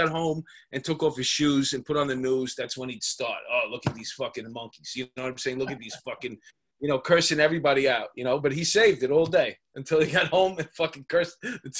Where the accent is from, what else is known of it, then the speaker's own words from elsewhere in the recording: New York City, New York, United States; I grew up in Queens, in Astoria.